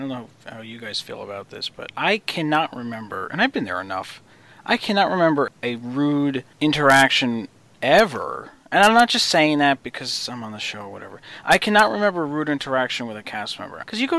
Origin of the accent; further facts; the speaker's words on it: New Jersey, United States; we're from New Jersey